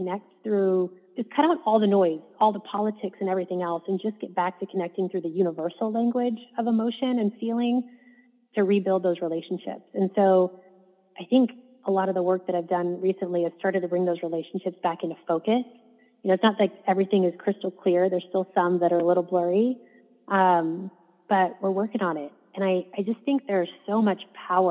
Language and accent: English; Midwest, United States; I grew up in the Midwest